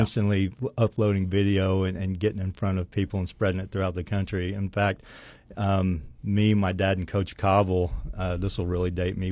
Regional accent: Weatherford, Oklahoma, United States; growing up in Weatherford, you play with the same kids from kindergarten

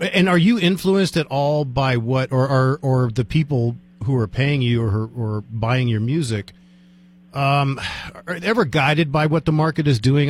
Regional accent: United States; moved away; also born or lived in Silver City, New Mexico; I grew up 10 miles outside of Washington, D.C.

